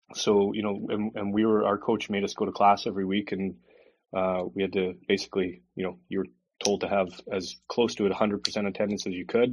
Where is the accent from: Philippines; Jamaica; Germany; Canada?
Canada; Calgary, Alberta; moved away as an adult; also born or lived in Edmonton / Belfast; now in Calgary, Canada; my brother and sister were both born in Edmonton, and then I was born in Calgary